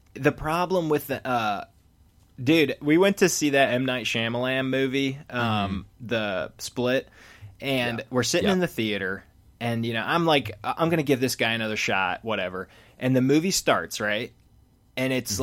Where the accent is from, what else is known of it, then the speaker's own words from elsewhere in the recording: Philadelphia, Pennsylvania, United States; Philly, same